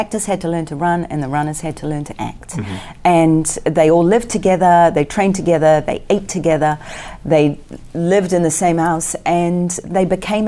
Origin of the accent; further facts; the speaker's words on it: New Zealand; I come from New Zealand